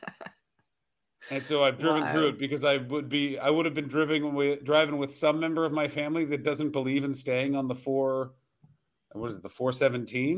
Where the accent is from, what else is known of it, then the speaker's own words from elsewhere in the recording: Ottawa, Ontario, Canada; my hometown of Ottawa